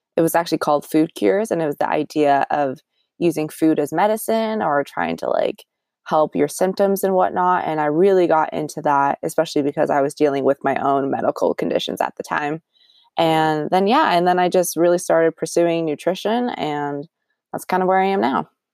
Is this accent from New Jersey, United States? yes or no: no; Orangevale, California, United States; born and raised in the Sac area. Technically, not from Sacramento. I'm from Orangevale, which is a small city, but in Sacramento County